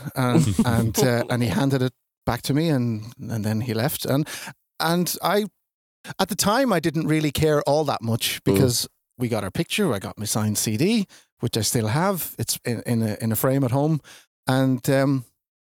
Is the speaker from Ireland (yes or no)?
yes; Ireland; we're from Ireland